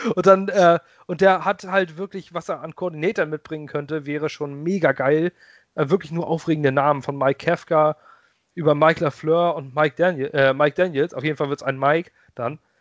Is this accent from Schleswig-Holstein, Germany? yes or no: yes; Lübeck, Schleswig-Holstein, Germany; moved away as an adult; now in Ratzeburg, Germany; Ich bin ursprünglich Lübecker. Ich komme aus Lübeck. Ich liebe diese Stadt. Ich bin da groß geworden